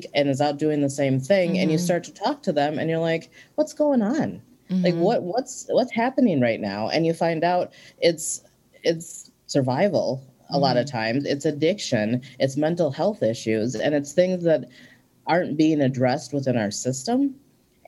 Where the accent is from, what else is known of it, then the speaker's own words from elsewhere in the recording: St. Paul, Minnesota, United States; also born or lived in Ecuador; I was born in Ecuador, and I came to Minnesota to live with two white parents, and I was an only child. Hmm. And growing up in St. Paul